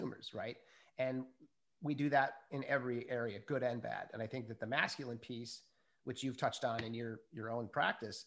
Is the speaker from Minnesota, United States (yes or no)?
yes; Minnesota, United States; I was brought up in Minnesota